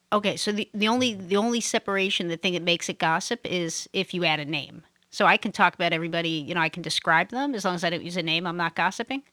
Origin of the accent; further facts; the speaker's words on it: New York City, New York, United States; moved away; I'm from Brooklyn, I grew up in Brooklyn.